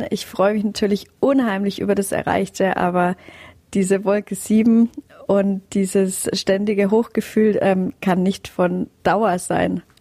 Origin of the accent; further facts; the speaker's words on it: Aubenhausen, Bavaria, Germany; also born or lived in Fürstedt; Also bis zu meinem siebten Lebensjahr haben wir in Fürstedt, im Stadtrand von Rosenheim, gelebt, ehe wir dann tatsächlich nach Aubenhausen gezogen sind